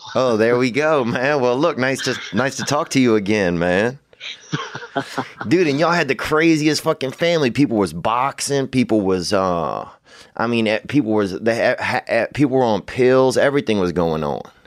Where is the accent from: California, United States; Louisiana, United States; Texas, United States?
Louisiana, United States; now in Los Angeles, United States; growing up in Louisiana